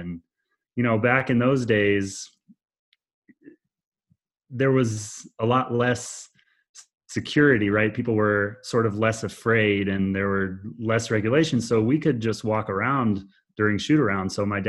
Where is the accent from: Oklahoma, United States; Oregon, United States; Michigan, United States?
Oregon, United States; also born or lived in Boston, Massachusetts; when I was a really small child in Boston, which is where I actually was born, although I grew up in Oregon.